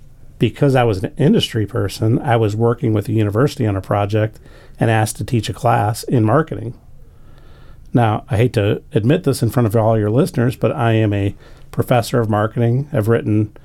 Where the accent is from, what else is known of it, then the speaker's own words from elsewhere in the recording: St. Louis, Missouri, United States; moved away as an adult; also born or lived in Dayton, Ohio / Northern Kentucky; now in Arlington, United States; I grew up in St. Louis